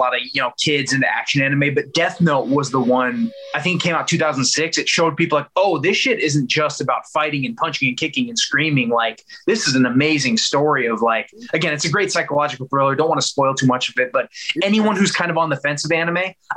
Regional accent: Los Angeles, California, United States; also born or lived in Texas; I was born in Texas, but I'm a California kid. Like I lived in Texas for like 7 years, but I really, my childhood was spent in Los Angeles.

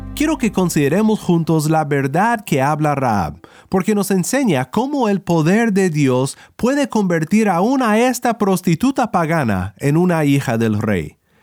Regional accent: Kansas, United States; now in California, United States; Originalmente soy de Kansas, en los Estados Unidos, donde los tornados son muy comunes, pero aquí donde vivo en California

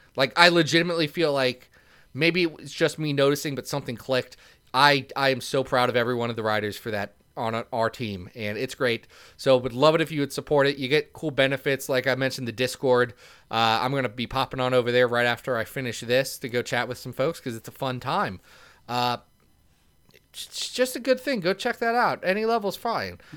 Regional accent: Ohio, United States; I'm from Ohio

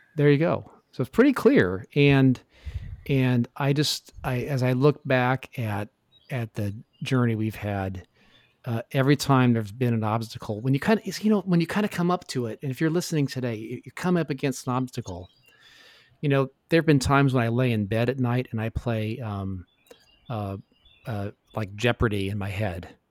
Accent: Tacoma, Washington, United States; as a kid growing up in Tacoma, Washington

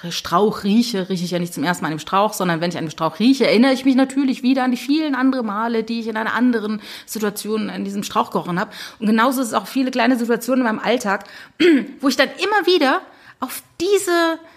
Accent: Saarland, Germany; born there; ich komme ja ursprünglich aus dem Saarland, also ich bin im Saarland geboren und habe da auch ganz viele

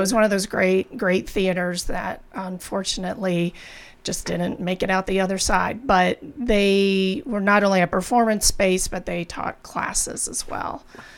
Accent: Maryland, United States; moved away as an adult; also born or lived in Texas; now in New Mexico, United States; I grew up in Maryland

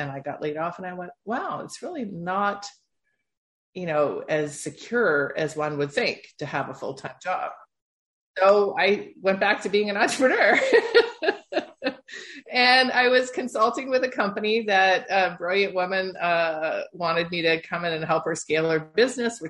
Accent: Toronto, Ontario, Canada; my background is born and bred in Toronto, Ontario, Canada

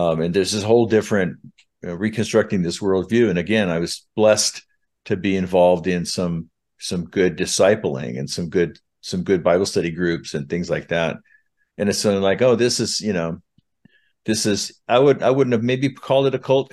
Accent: Southern California, United States; now in Utah, United States; I was born in Utah, but I was raised throughout the West, uh, mostly from third grade on in Southern California

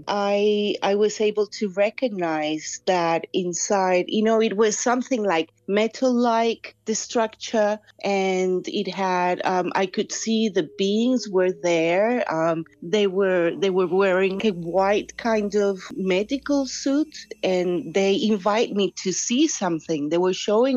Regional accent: Colombia; now in England, United Kingdom; in Colombia, where I used to live back then

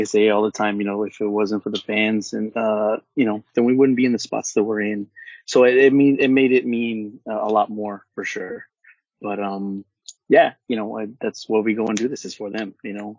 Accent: Orange County, California, United States; I'm from Orange County and from the West Coast

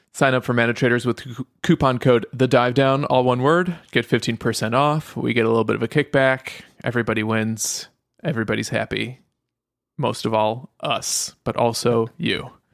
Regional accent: United States; also born or lived in Europe; Even though I'm an American, I was born in Europe

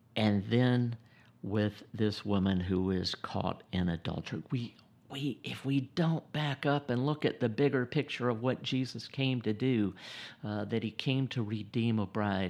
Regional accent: South Georgia, United States; also born or lived in Gainesville, Georgia; born and raised in the South, South Georgia

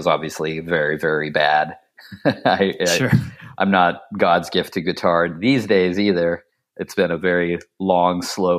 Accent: Ohio, United States; mostly just riding around the small town I grew up in outside of Dayton and hitting different spots.

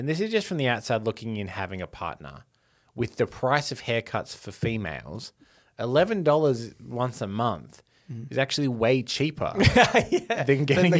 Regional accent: Chicago, Illinois, United States; And as it turns out, we're from the Midwest. In America. Realize. Yeah. I'm a Chicago man myself.

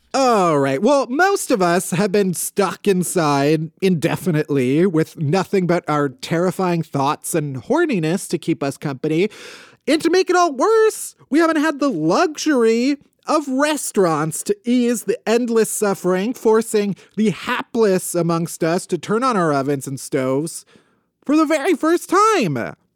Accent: Midwest, United States; I was raised very Midwestern

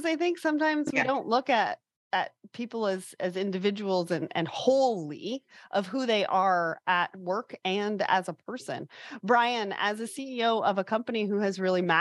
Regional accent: Toronto, Ontario, Canada; I am a Caucasian female from Toronto

